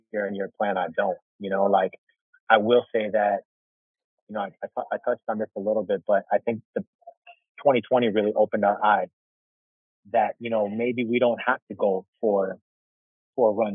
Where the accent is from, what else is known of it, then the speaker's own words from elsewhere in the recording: Chicago, Illinois, United States; growing up in Chicago when I did